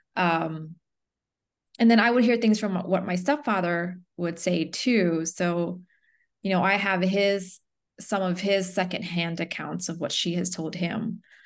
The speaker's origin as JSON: {"language": "English", "region": "the South", "country": "United States", "tie": "born or raised there", "also_born_or_lived": "Chonburi, Thailand", "said": "growing up in the South, being, like, part of few Asians, let alone Cambodians"}